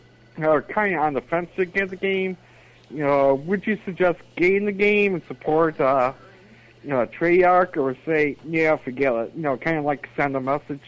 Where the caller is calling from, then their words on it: Buffalo, New York, United States; Hi, this is Spazinator from Buffalo, New York.